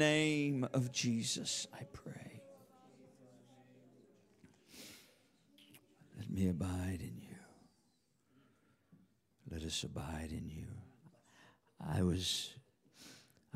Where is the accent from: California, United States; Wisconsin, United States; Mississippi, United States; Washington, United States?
Washington, United States; Yakima; I'm from Yakima